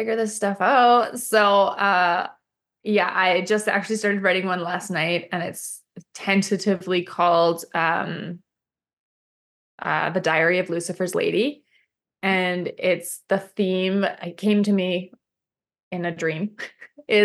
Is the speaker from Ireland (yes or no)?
no; Canada; I'm Canadian